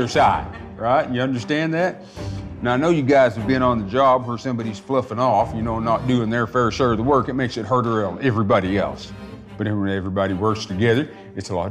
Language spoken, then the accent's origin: English; Tahlequah, Oklahoma, United States; I grew up here in Tahlequah. I was actually born just west of here on a place called Stick Ross Mountain